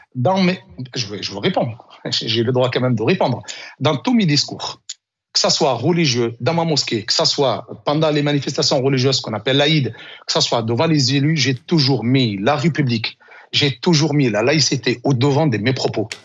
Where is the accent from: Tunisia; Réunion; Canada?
Tunisia; now in France; La Tunisie, c'est mon pays d'origine. Je l'ai quitté en 1986. ça, fait, ça fait 40 ans que je vis en France